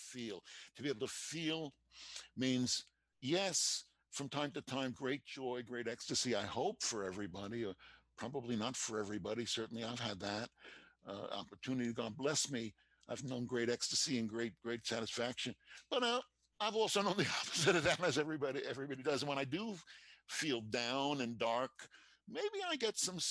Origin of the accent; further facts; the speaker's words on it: New York City, New York, United States; I told you that I grew up in New York City. And I went to high school. I lived in Queens